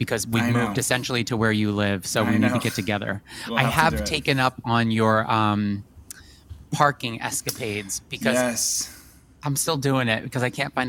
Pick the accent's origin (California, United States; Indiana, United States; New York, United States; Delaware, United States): New York, United States; I feel like you've just always been on my radar as a New Yorker